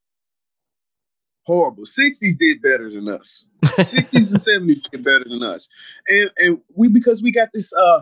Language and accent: English; Clarksville, Tennessee, United States; also born or lived in Louisville, Kentucky; growing up in Tennessee